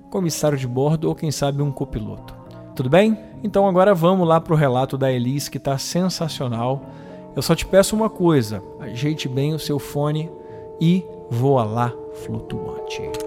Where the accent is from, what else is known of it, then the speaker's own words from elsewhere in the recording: Espírito Santo, Brazil; aqui da minha terrinha do Espírito Santo